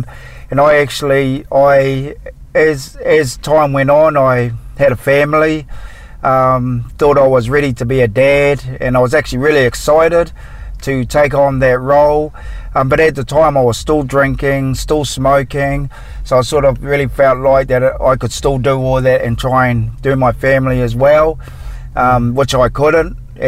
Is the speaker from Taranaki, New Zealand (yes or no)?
no; Napier, Hawke's Bay, New Zealand; All this happened in New Zealand, where I'm from. I'm actually from Napier, in Hastings. There's 16 of us. I'm the youngest out of the lot.